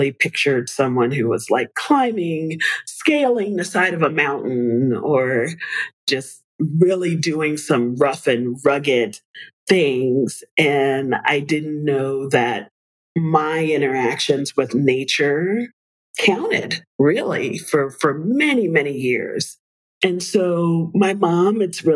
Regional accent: New York City, New York, United States; I was born in the Bronx, and they spent a lot of time when I was a kid getting us out into nature, even though we were in the middle of one of the biggest cities in the world

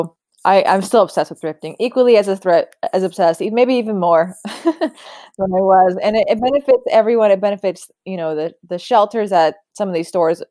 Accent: Sacramento, California, United States; Lady Bird was my childhood. That was me growing up in Sacramento.

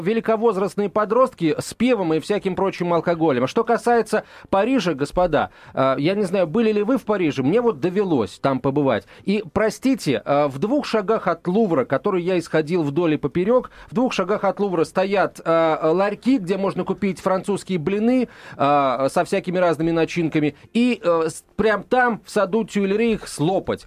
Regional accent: Moscow, Russia; я, как москвич

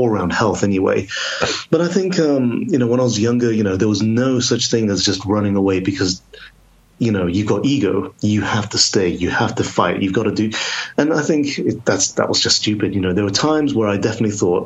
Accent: Telford, Wolverhampton, Birmingham, West Midlands, United Kingdom; now in Oxford, United Kingdom; I live in Oxford now, but I grew up in Telford, Wolverhampton, Birmingham, the West Midlands

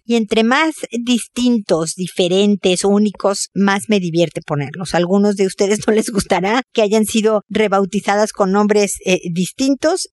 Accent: Mexico; moved away as an adult; also born or lived in United States; now in Chile; en México, mi país de origen, en Chile, mi país de adopción

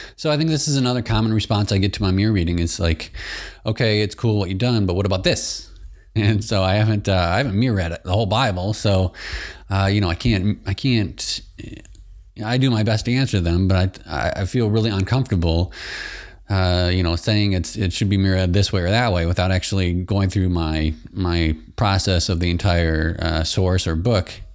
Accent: Michigan, United States; I'm from Michigan as well. So I grew up from next to Canada. Right across, uh, right across the river, Saint Clair River

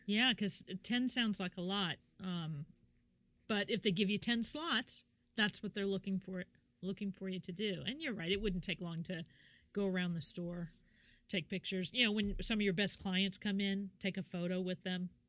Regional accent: Kansas, United States; moved away; I'm from Kansas originally

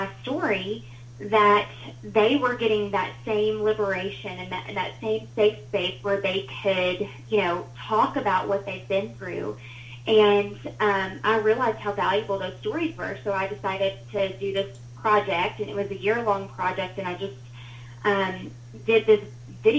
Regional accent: Huntsville, Alabama, United States; I grew up in Huntsville, Alabama. Well, I was born there

